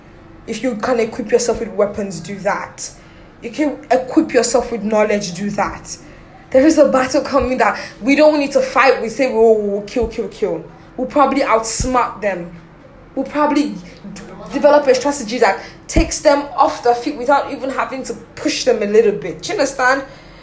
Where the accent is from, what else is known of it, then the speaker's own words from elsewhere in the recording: Nigeria; If you ask me wherever, that's who I bloody am. I'm fucking Nigerian and I'm proud.